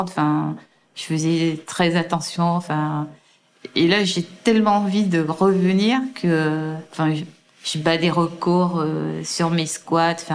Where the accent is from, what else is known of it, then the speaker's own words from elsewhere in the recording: Guadeloupe, France; Et puis je rentre un peu chez moi en Guadeloupe, je reste quelques mois là-bas, je commence à me préparer.